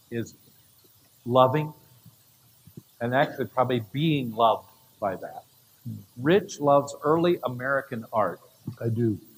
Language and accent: English; Canada; I grew up in Canada in the bush.